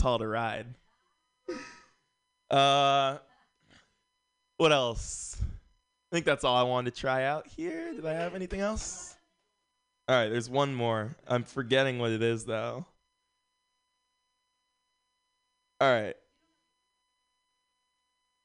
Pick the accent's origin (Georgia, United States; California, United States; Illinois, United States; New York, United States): California, United States; San Francisco; I grew up here in San Francisco